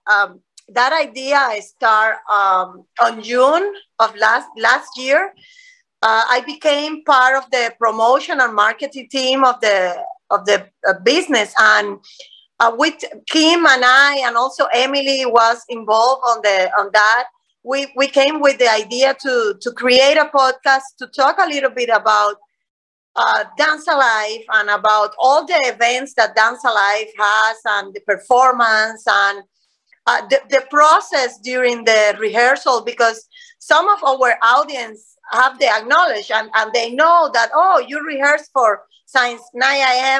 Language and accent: English; Cuba; English is a second language; moved away as an adult; now in Gainesville, United States; we came from Cuba.